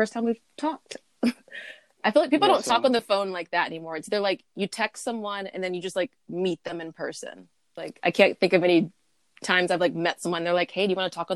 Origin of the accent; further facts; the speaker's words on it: Columbia, South Carolina, United States; also born or lived in Charleston, South Carolina / New York; I grew up in Columbia, South Carolina